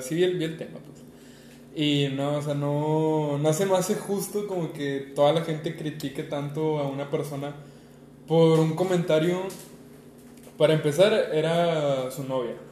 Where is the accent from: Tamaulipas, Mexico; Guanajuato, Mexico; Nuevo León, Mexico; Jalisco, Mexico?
Nuevo León, Mexico; Monterrey; Los dos somos de Monterrey, Nuevo León.